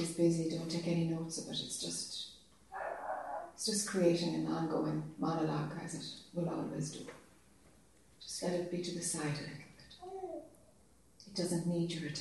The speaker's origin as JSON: {"language": "English", "country": "Ireland", "accent": "Irish", "said": "this Irish accent"}